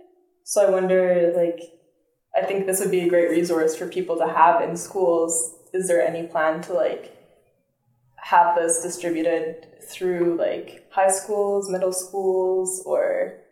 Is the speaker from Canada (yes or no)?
yes; Fredericton, New Brunswick, Canada; moved away; also born or lived in Halifax; I'm also from the East Coast, but I grew up in Fredericton area and then in Halifax a bit.